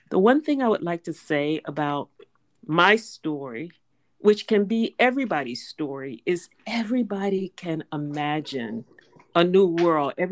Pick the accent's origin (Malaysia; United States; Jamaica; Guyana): United States; Tallahassee, Florida; I was born in Tallahassee, Florida, during the during the time of Jim Crow segregation, segregation by law